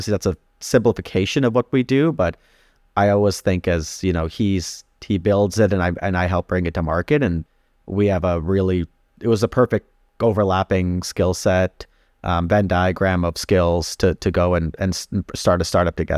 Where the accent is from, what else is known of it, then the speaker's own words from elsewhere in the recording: India; now in Canada; We're immigrants to Canada. So we immigrated here from India in the mid 90s.